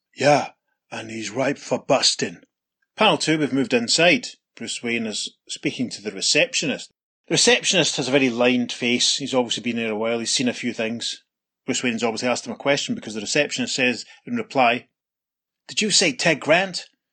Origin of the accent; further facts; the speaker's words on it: Scotland, United Kingdom; Pete and I, being Scottish